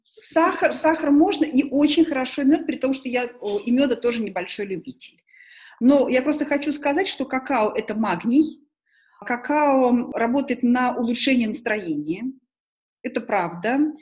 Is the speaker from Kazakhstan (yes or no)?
no; Tashkent, Uzbekistan; now in Moscow, Russia; Я же человек из Ташкента, я же привыкла суп есть не из тарелки, а из косушки